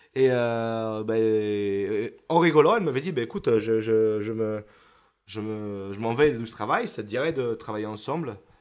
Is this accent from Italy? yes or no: yes; Isola della Scala, Veneto, Italy; French is a second language; moved away as an adult; now in Paris, France; Je viens dans un petit village à côté de Vérone, s'appelle Isola de la Scala, donc ce petit village de 9000 habitants, euh, où j'ai toute ma famille là-bas